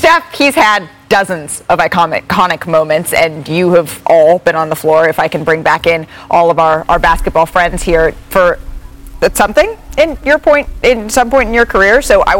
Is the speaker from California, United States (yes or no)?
yes; Oakland, California, United States; So I grew up in Oakland.